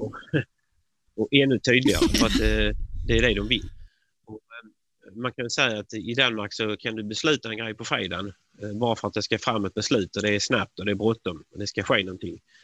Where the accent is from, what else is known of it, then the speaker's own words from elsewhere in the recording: Sweden; man som svensk